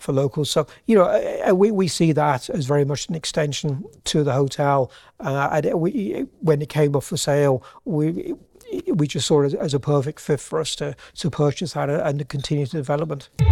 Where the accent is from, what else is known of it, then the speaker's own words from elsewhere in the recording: Birmingham, West Midlands, United Kingdom; moved away as an adult; now in Ireland; I'm actually from Birmingham originally